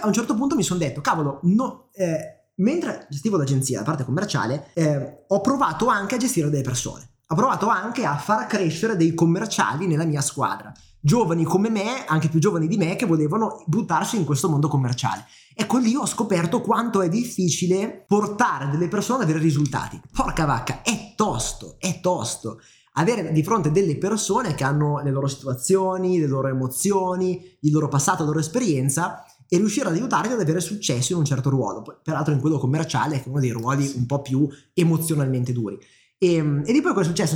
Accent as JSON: {"language": "Italian", "town": "Milan", "region": "Lombardy", "country": "Italy", "tie": "born or raised there", "said": "sono nato e cresciuto qui a Milano."}